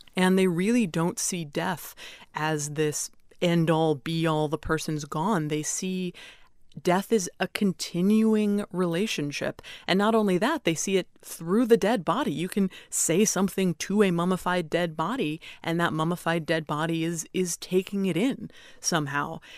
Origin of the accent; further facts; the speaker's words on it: United States; I am an American funeral director, I'm licensed here in America, I own a funeral home in America